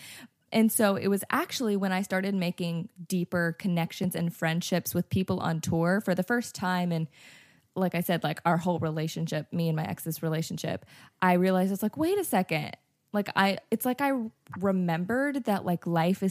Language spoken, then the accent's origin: English; North Carolina, United States; now in Nashville, United States; I grew up in North Carolina. I was living in Nashville